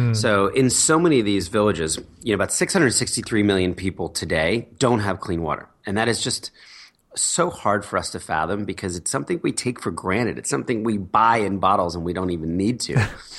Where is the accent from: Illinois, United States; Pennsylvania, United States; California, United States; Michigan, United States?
Pennsylvania, United States; Philadelphia; born there; also born or lived in New Jersey; I was born in Philadelphia, middle class family. Dad was a businessman. Mom was a writer.